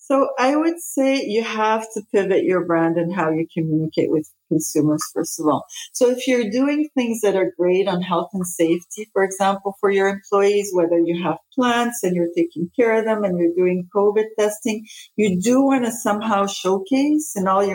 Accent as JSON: {"language": "English", "region": "Quebec", "country": "Canada", "tie": "born or raised there", "also_born_or_lived": "Lebanon / Denmark / Spain", "said": "So I'm Lebanese originally. I was born in Lebanon. So when the war started in Lebanon, we actually moved many places. We moved to Denmark first and then Spain and then ended up in Canada and haven't left here since I was 13."}